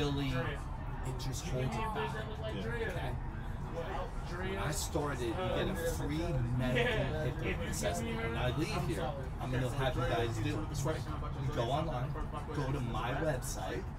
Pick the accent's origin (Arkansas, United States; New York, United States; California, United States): New York, United States; New York City; also born or lived in New Jersey / Pittsburgh, Pennsylvania; now in Dallas, United States; I'm originally from Jersey and New York, Brooklyn, New York